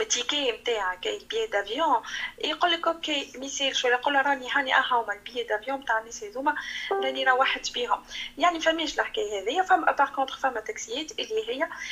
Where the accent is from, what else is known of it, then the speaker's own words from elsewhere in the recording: Tunisia; انا تونسيه